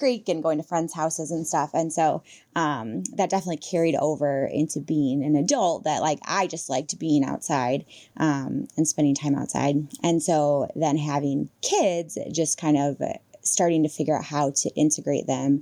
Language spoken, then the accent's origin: English; Illinois, United States; I grew up in Illinois